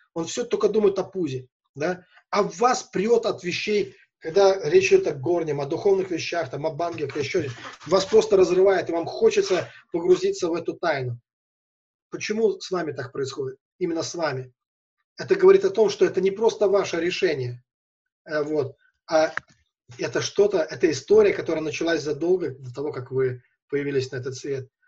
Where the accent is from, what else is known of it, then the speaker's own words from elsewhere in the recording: Velikiye Luki, Pskov Oblast, Russia; я из Великих Лук